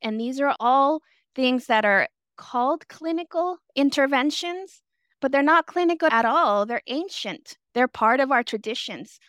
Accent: San Francisco, California, United States; also born or lived in El Salvador / Ingleside, San Francisco; raised in the Mission District. I was a child immigrant

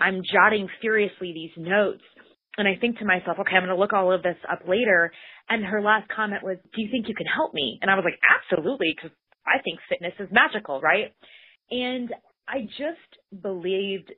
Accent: Bismarck, North Dakota, United States; I grew up in the capital of North Dakota, which is Bismarck, about 75,000 people

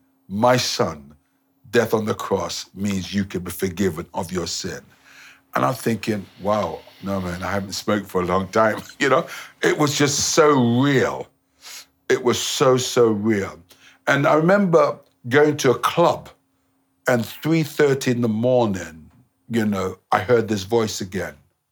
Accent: Nigeria; I'm from Nigeria.

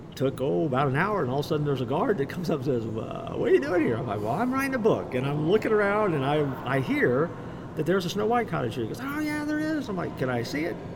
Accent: Orlando, Florida, United States; I grew up in Orlando

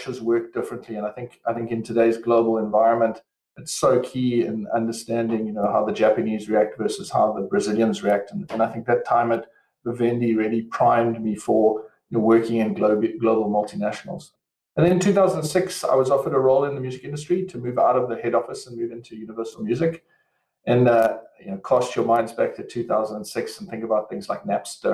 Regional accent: Western Cape, South Africa; moved away as an adult; as you can probably hear from my accent, I'm originally from South Africa, raised, grown, etc. in the sunny Cape down in South Africa.

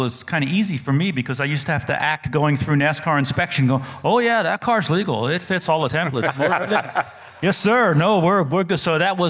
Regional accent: New Jersey, United States; born there; accent: New Jersey; I was born in New Jersey. I've been in North Carolina over 30 years, so I've kind of lost the New Jersey accent, but I had to go back to my New Jersey accent

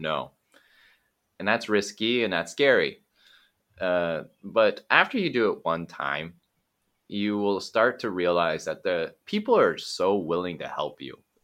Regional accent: Eugene, Oregon, United States; moved away as an adult; also born or lived in California / Japan / Taiwan / Mexico; born in California, but I grew up in Oregon.

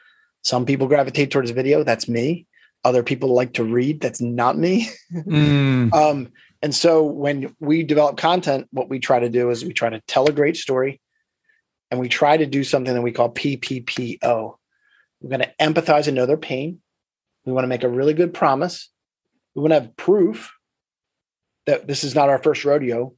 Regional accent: Philadelphia, Pennsylvania, United States; we're from Philadelphia

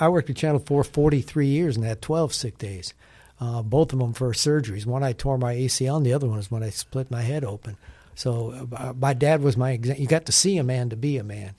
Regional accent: Wisconsin, United States; now in Nashville, United States; I grew up in Wisconsin

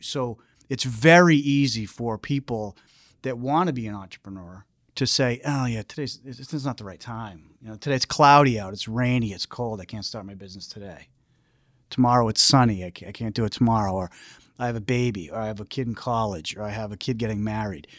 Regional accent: Foxborough, Massachusetts, United States; I grew up in Foxborough

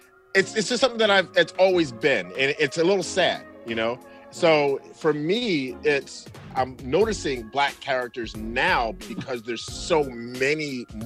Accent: New York City, New York, United States; now in Wisconsin, United States; grew up in Brooklyn, New York.

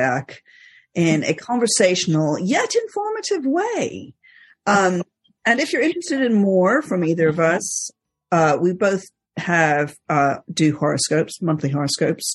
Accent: Egypt; moved away; I grew up in Egypt

